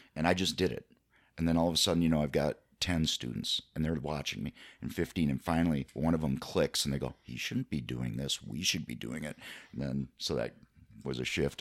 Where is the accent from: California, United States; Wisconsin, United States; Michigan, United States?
Wisconsin, United States; Ellsworth; I'm originally from Ellsworth